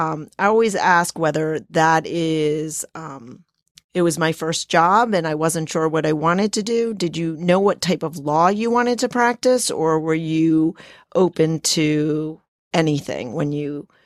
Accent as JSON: {"language": "English", "region": "New Jersey", "country": "United States", "tie": "born or raised there", "moved": "as an adult", "lives_now": "South Jersey, United States", "said": "I'm from North Jersey originally, and so, you know, grew up 10 miles out of New York City, from New York City, and I didn't even know there was a real South Jersey until I got until I got married, but that's how I ended up down here."}